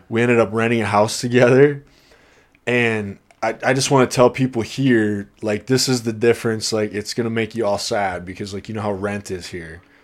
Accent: Iowa, United States; now in Kirkland, United States; I'm from Iowa

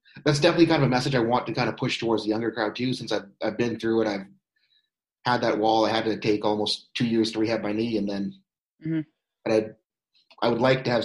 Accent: Airdrie, Alberta, Canada; moved away as an adult; now in Port Orange, United States; as you know, and I'm originally from Airdrie, Alberta, Canada. We moved down here to Port Orange, Florida

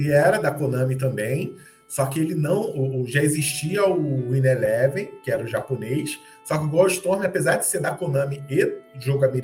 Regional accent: Baixada Fluminense, Rio de Janeiro, Brazil; eu sou carioca, fui criado na Baixada Fluminense, que é na região mais metropolitana aqui do Rio

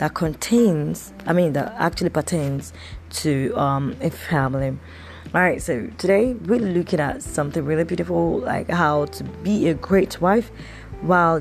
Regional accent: Nigeria; I'm recording this podcast from, you know, my home country in Nigeria, in Africa.

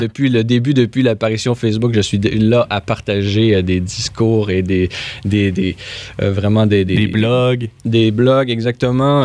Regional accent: Quebec City, Quebec, Canada; moved away as an adult; also born or lived in Rome; à Québec, qui est ma terre natale

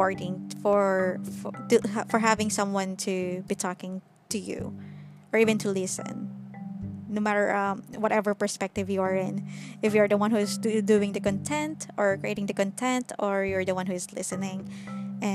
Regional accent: Philippines; I'm currently living in the Philippines and I am also a Filipina, so I mostly belong here

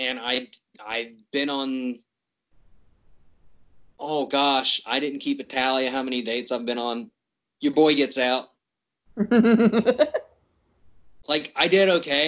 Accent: West Virginia, United States; I'm from West Virginia

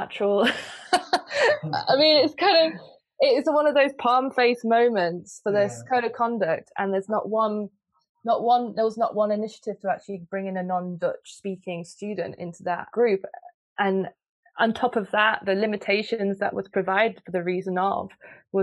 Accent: United Kingdom; now in Netherlands; I'm British, so I live in the Netherlands and I moved to the Netherlands

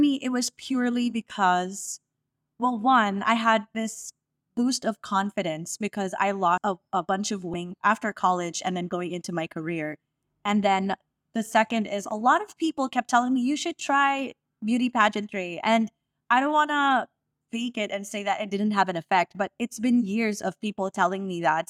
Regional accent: Las Piñas, Metro Manila, Philippines; I'm from all the way south, I'm from Las Piñas

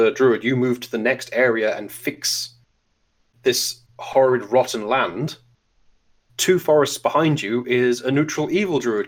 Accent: Scotland, United Kingdom; moved away as an adult; now in Germany; I grew up in Great Britain

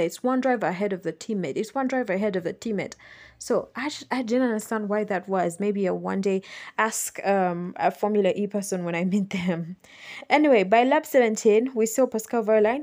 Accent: Uganda; living and growing up in Uganda

